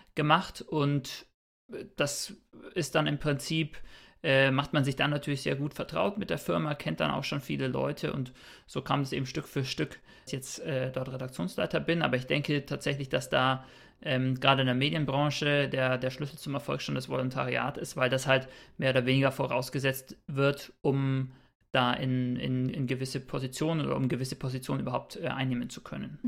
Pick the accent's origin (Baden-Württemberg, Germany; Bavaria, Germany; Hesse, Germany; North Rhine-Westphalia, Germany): Bavaria, Germany; Bayreuth; moved away as an adult; now in Cologne, Germany; komme tatsächlich gebürtig auch aus Bayreuth, habe da mein Bachelorstudium gemacht und wohne inzwischen in Köln